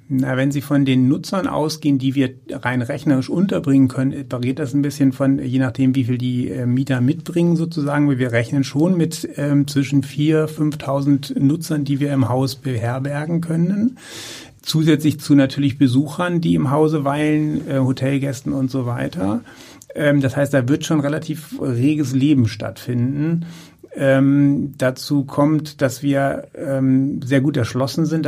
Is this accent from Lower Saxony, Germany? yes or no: yes; Uelzen, Lower Saxony, Germany; now in Wendland, Germany; Ich bin gebürtig äh, Uelzener und äh, wohne in der Metropolregion im Wendland.